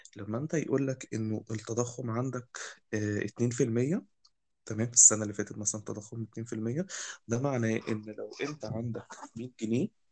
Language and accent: Arabic; Egypt; عندنا في مصر